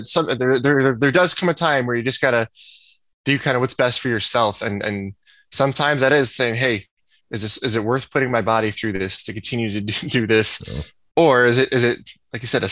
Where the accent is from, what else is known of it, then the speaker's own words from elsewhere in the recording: about 45 minutes from Evanston, Illinois, United States; moved away as an adult; also born or lived in Nebraska; I'm from Illinois. I'm about 45 minutes away from Evanston, and Coach Fitzgerald would come to my high school every other week to recruit me